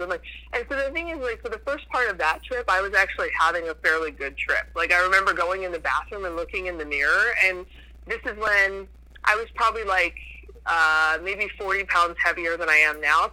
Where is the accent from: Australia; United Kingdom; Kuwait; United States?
United States; New Hampshire; I grew up mostly in New Hampshire.